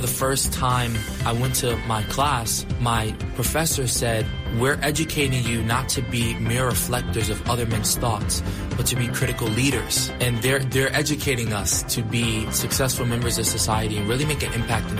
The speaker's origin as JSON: {"language": "English", "region": "New York", "country": "United States", "moved": "yes", "said": "I'm from New York. I'm a freshman at Washington Adventist University, and I'm in the Honors College studying theology and music."}